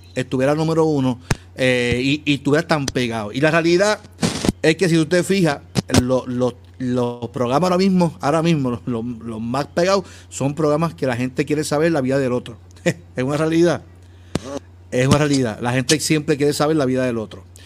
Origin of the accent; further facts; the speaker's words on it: Carolina, Puerto Rico; yo soy de área metro, soy natural de Carolina